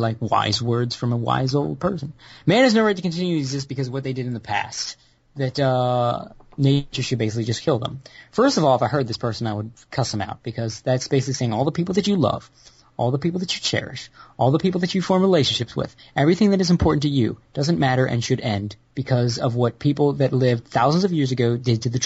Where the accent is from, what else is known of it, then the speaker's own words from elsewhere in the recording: United States; being an American white man living with a Southern asshole family